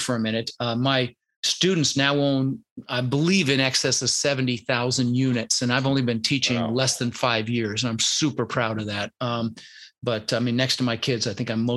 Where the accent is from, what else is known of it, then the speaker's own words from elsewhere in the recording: Denver, Colorado, United States; also born or lived in Netherlands; I was born in the Netherlands, you know, wooden shoes and windmills, and immigrated when I was 6 years old with my brother Albert, my mother's Vancha. And we ended up in Denver, Colorado